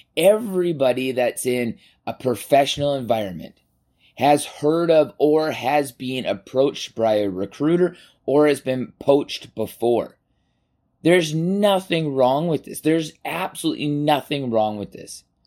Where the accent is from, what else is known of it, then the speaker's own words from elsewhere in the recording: Canada; as a Canadian